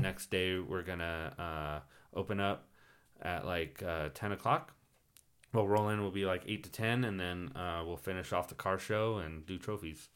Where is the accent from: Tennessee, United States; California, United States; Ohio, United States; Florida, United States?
California, United States; Phelan; now in Hesperia, United States; I grew up in Feeling